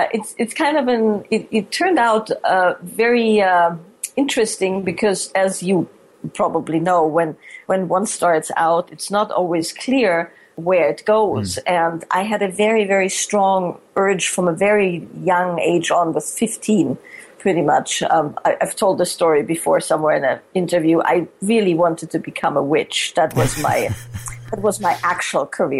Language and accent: English; Salzburg, Austria; moved away as an adult; now in California, United States; I was born and raised in Austria, Salzburg, Austria. And I've lived in the States for the last 20 years, over 20 years now.